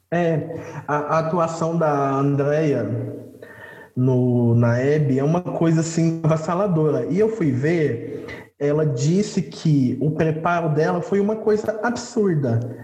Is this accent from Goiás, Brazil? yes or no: yes; Goiás, Brazil